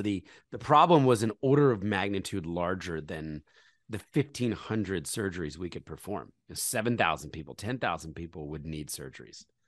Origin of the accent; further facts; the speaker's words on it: Philadelphia, Pennsylvania, United States; moved away; also born or lived in New York City; I was born in Philadelphia, uh, into a conservative Christian family